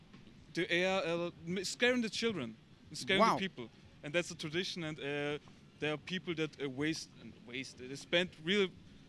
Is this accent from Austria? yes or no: yes; Austria; I'm from Austria, and I'm from Mates.